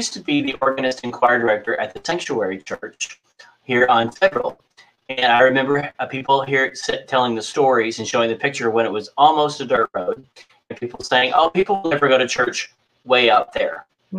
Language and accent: English; Kentucky, United States; I'm from Kentucky, which is very different.